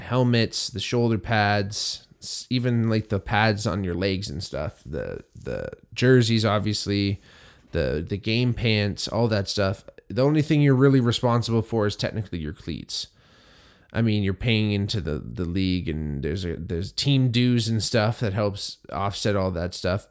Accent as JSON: {"language": "English", "town": "Hamilton", "region": "Ontario", "country": "Canada", "tie": "born or raised there", "said": "myself growing up in Hamilton"}